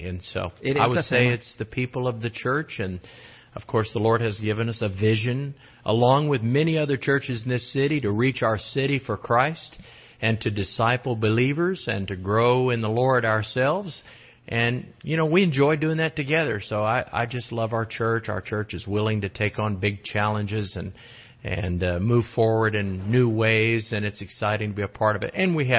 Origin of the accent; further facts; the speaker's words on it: Fairbanks, Alaska, United States; also born or lived in Midwest; now in Austin, United States; I'm from Fairbanks, Alaska, and the rumors are true. It was cold.